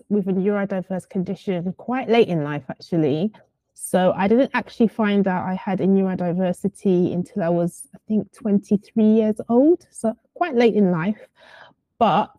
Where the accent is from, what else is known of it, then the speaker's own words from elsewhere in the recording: London, United Kingdom; also born or lived in Surrey; I come from Southeast London. I used to live in an area called Camberwell, but I currently stay in an area called Bermondsey.